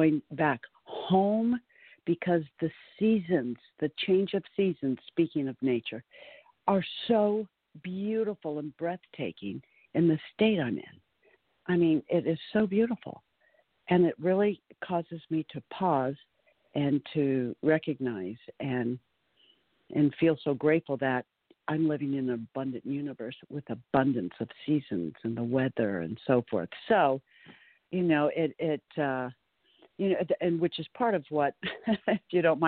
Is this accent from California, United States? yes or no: yes; Southern California, United States; moved away as an adult; also born or lived in Florida; now in Kentucky, United States; born and raised in Southern California on the beach and spent my first half of my life there